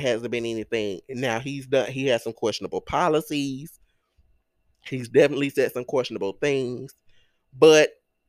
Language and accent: English; Greenwood, Mississippi, United States; I grew up, I was born and raised in Greenwood, LaFleur County.